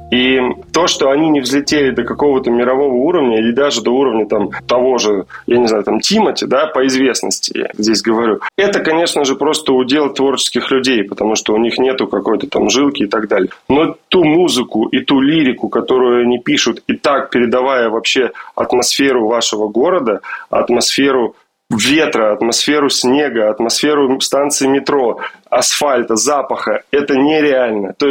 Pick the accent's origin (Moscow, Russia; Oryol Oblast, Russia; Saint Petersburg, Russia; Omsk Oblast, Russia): Omsk Oblast, Russia; Omsk; Я из Омска. Я вырос э, в караоке на этих треках.